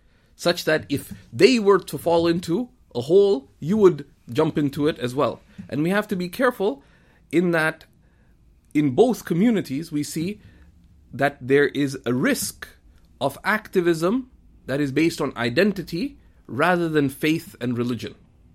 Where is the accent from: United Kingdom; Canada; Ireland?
Canada; there are multiple identities that I could connect with, being Canadian, being of Pakistani origin, being of Indian roots, etc., ultimately it's that I am Muslim.